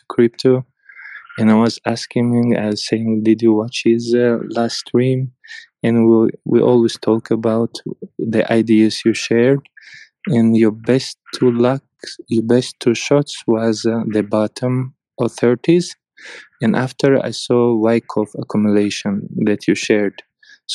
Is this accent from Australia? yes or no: no; Norway; I'm from Norway